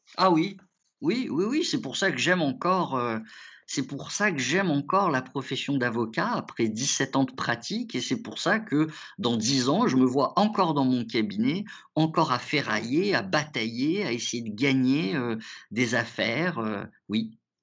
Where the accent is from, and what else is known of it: France; born or raised there; also born or lived in Morocco